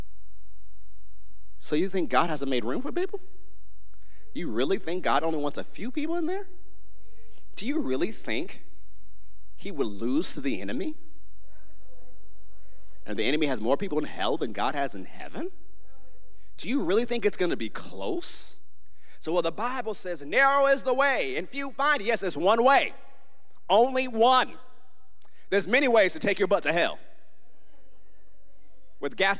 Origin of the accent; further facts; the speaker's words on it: United States; I'm an American